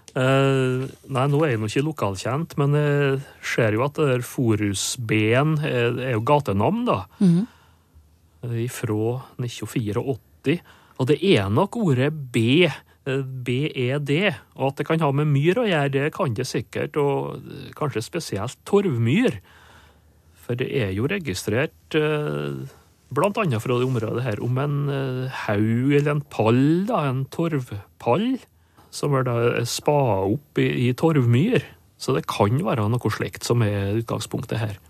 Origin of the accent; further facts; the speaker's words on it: Sunndal, Møre og Romsdal, Norway; accent: Sunndal dialect (inner Nordmøre); first language Norwegian (Sunndal dialect); morsmålet mitt, da. Hm. Sunndal på Nordmøre